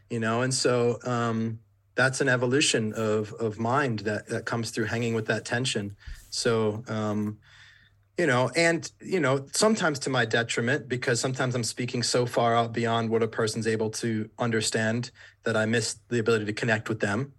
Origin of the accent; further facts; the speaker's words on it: Warwick, Rhode Island, United States; moved away as an adult; I grew up in Rhode Island in the suburb, like, place called Warwick